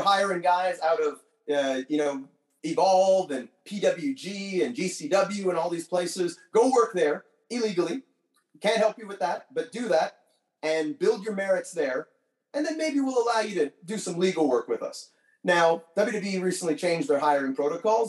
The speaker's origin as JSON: {"language": "English", "country": "Canada", "said": "being from Canada"}